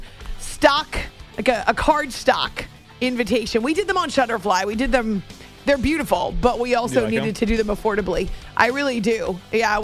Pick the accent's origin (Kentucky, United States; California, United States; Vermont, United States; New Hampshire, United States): New Hampshire, United States; I've been listening to NFL on radio since I was growing up in New Hampshire as a kiddo